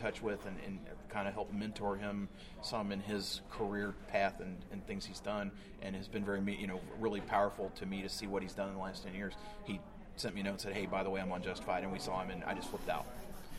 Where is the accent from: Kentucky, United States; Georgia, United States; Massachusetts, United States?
Kentucky, United States; Growing up in Kentucky